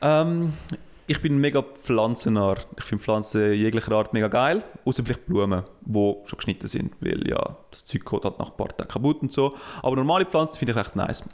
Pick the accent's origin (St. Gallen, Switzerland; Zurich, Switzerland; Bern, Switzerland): St. Gallen, Switzerland; Uznach; Ich bin in Nutznach aufgewachsen. In Nutznach gibt es Störche, das ist eine der Störchenkolonie von, äh, von der Schweiz.